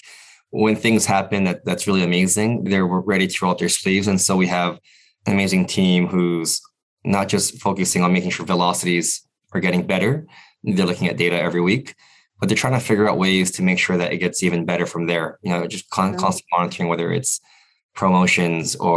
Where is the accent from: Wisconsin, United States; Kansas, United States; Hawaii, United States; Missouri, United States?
Hawaii, United States; moved away as an adult; I grew up in Hawaii. And yeah. Until I was in college, I lived in Hawaii.